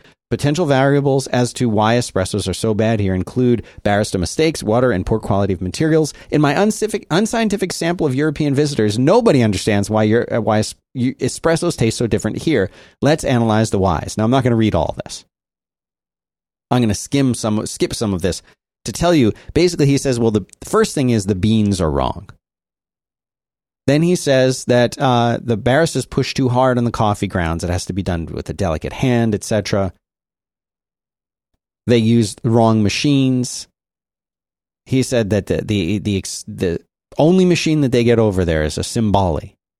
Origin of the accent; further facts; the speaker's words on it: Rome, Lazio, Italy; born there; No, this is like, I was born in Rome. Italy.